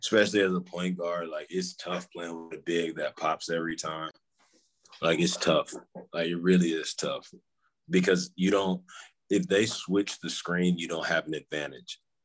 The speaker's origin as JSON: {"language": "English", "town": "Houston", "region": "Texas", "country": "United States", "tie": "born or raised there", "said": "I'm from Houston. You know, I living yeah. living in Houston my whole life."}